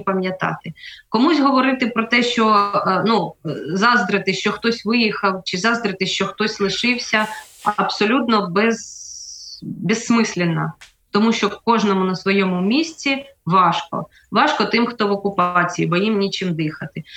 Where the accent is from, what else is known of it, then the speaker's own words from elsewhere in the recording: Crimea, Ukraine; moved away; also born or lived in Tokmak, Zaporizhzhia Oblast / Melitopol; родом я з Криму, жила в Такмацькому районі, в Такмаку, але більше половини свого життя я прожила в Мелітополі.